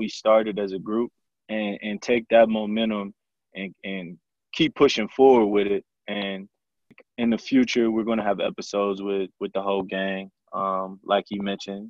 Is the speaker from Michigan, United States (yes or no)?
yes; Flint, Michigan, United States; I grew up also in Flint, Michigan. Me and Kendall went to school together.